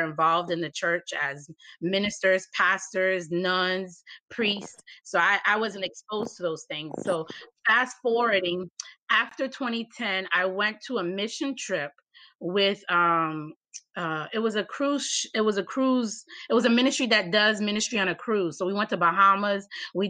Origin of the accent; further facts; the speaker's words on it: Miami, Florida, United States; I was born in Miami